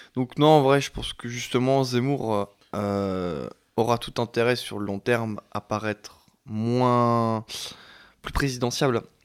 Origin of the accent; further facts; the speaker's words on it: Chalon-sur-Saône, Bourgogne-Franche-Comté, France; je viens de Chalon